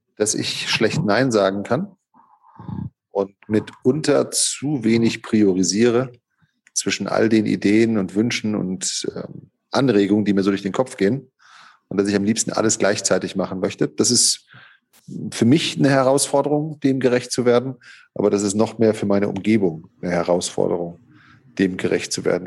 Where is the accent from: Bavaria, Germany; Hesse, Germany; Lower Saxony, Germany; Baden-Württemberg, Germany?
Baden-Württemberg, Germany; Hockenheim; moved away as an adult; also born or lived in Gevelsberg; now in Cologne, Germany; ich bin in Hockenheim aufgewachsen, in der Rennstadt Hockenheim. Da haben meine Eltern mich hin verschleppt im zarten Alter von drei Lebensmonaten.